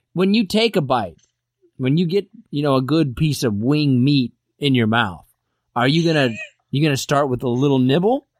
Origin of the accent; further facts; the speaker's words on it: Kansas, United States; growing up in Kansas